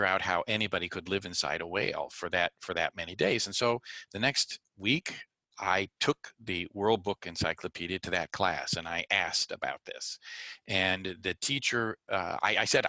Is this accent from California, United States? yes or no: yes; Glendora, California, United States; I grew up in Southern California in a small town called Glendora